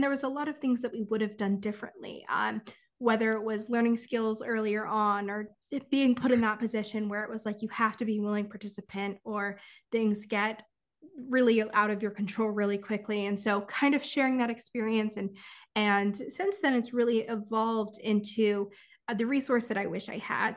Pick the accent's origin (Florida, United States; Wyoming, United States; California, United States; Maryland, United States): California, United States; I'm from California